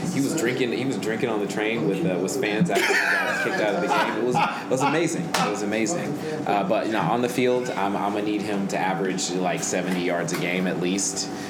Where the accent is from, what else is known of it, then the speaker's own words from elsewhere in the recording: Oakland, California, United States; I am from Oakland.